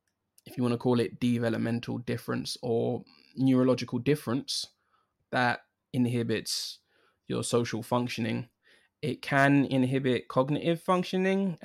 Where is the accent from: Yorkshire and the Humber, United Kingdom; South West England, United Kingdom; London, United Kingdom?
London, United Kingdom; I was born in London, born and raised in London